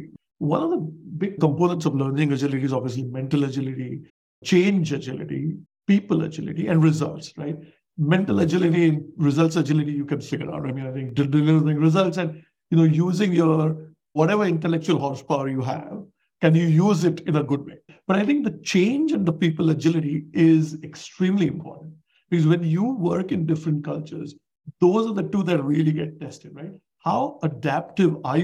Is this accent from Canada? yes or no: no; India; moved away as an adult; now in United States; I'm an immigrant from India